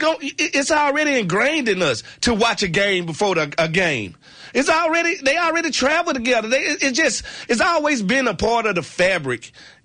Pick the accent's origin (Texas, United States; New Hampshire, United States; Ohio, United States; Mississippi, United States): Mississippi, United States; moved away; I'm from Mississippi.